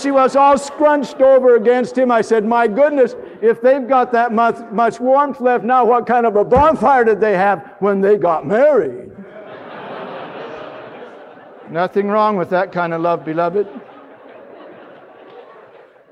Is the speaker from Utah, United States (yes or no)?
yes; Salt Lake City, Utah, United States; moved away; we were out in Salt Lake City, Utah, my hometown